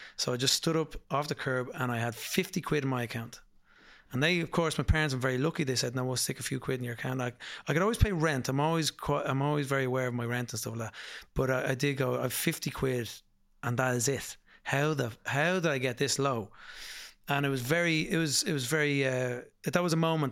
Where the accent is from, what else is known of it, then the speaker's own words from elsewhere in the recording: Dublin, Leinster, Ireland; I'm from Dublin, Putmarnock, in Dublin.